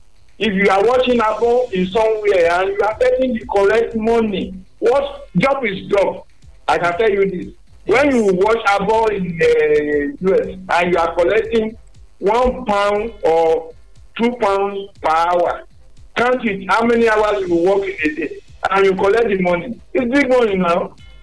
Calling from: Togo; I'm calling from Togo.

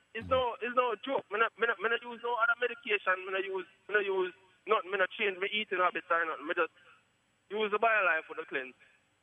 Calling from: Poughkeepsie, New York, United States; From upstate New York.

